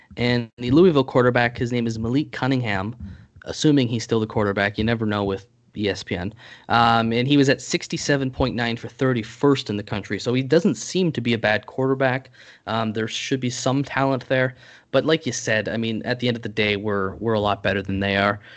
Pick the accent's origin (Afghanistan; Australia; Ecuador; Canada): Canada; as a Canadian